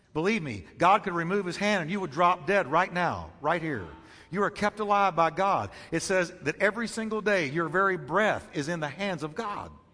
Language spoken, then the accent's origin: English; United States; as an American